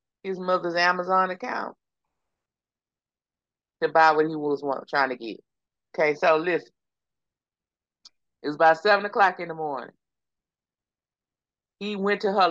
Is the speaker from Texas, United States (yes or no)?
yes; Texas, United States; accent: Texas; my Texas accent